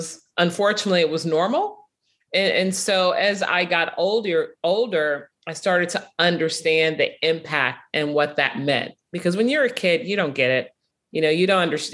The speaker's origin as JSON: {"language": "English", "town": "Chicago", "region": "Illinois", "country": "United States", "tie": "born or raised there", "said": "I'm from Chicago, grew up watching Northwestern"}